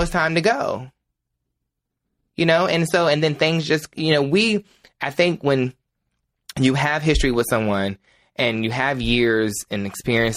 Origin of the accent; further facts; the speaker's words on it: Ahoskie, North Carolina, United States; my hometown of Ahoskie.